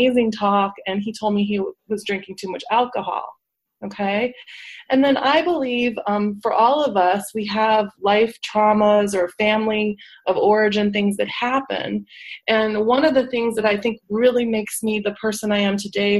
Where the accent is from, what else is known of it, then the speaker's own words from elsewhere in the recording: Schaumburg, Illinois, United States; moved away as an adult; also born or lived in Atlanta, Georgia / Los Angeles, California; now in California, United States; I grew up in the Midwest. I'm from Schaumburg, Illinois.